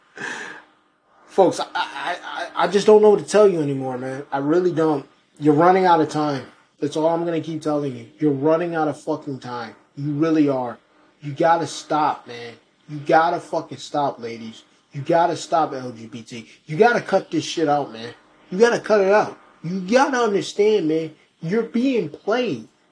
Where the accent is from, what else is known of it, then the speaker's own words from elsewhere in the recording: Rochester, New York, United States; my hometown of Rochester